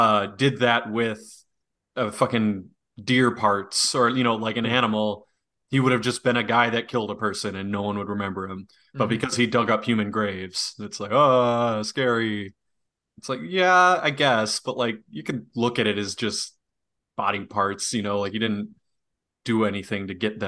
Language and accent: English; Wisconsin, United States; Like, we're from Wisconsin. We know the real story.